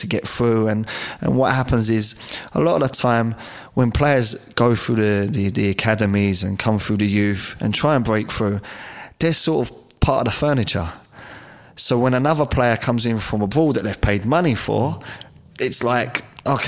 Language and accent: English; London, United Kingdom; moved away as an adult; Me growing up in Peckham